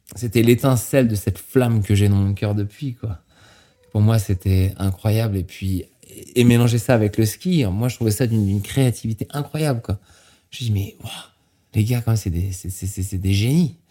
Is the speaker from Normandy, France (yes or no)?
yes; Normandy, France; also born or lived in Saint-Gervais, Mont Blanc massif; now in United States; je suis né en Normandie